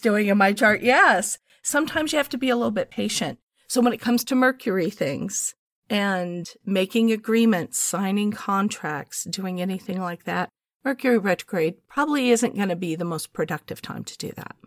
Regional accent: United States; I'm an American living here in this country

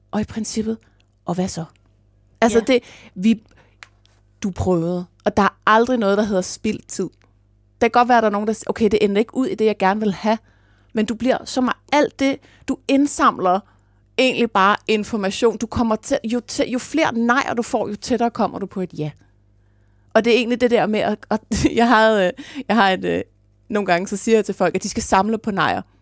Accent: Jutland, Denmark; accent: Jutlandic; jeg snakker jysk normalt.

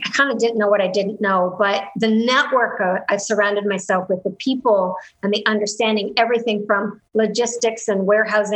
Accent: Canada; I'm Canadian

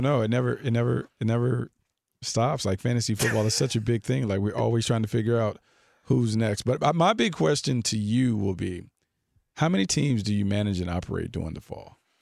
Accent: Raleigh, North Carolina, United States; Nate McMillan's from my hometown

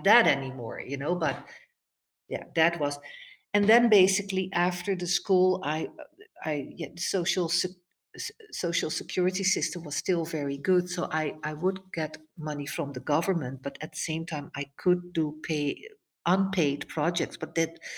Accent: Netherlands; moved away; I was growing up in the Netherlands.

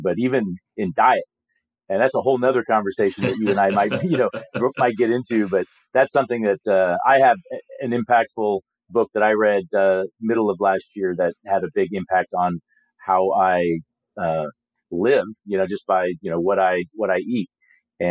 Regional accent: Southern California, United States; moved away as an adult; now in Indiana, United States; I've lived here 20 years, but I'm actually from Southern California

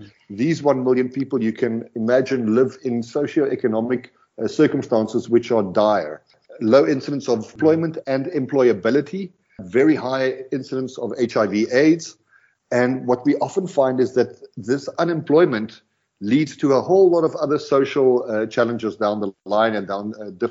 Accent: South Africa; first language Afrikaans; English is a second language; We're South African, Afrikaans

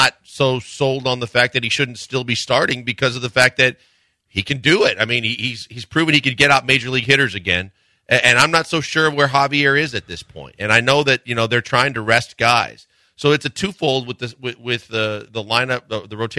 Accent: Wisconsin, United States; I'm from Wisconsin

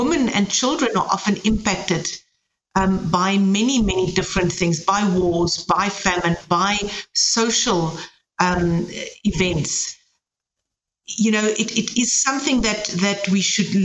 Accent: South Africa; now in Germany; I'm coming from South Africa

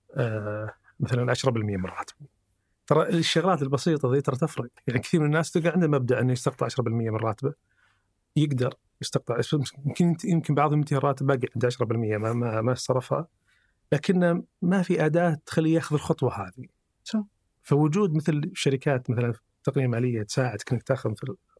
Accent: Saudi Arabia; عندنا في السعودية

